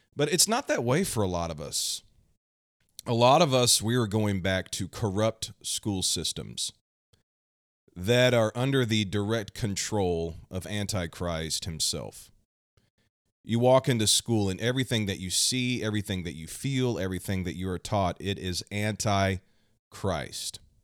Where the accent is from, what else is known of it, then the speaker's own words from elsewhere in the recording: Kansas City, Missouri, United States; I'm from the United States, right here in the heartland, the Midwest, Kansas City, Missouri.